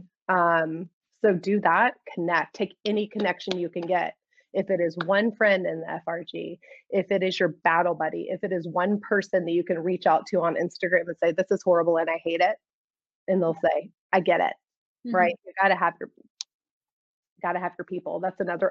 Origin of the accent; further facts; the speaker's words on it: Houston, Texas, United States; moved away; I was born and raised in Houston